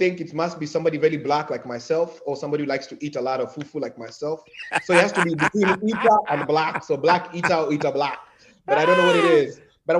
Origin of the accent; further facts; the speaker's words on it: Nairobi, Kenya; also born or lived in Dubai; now in United States; I was born in Nairobi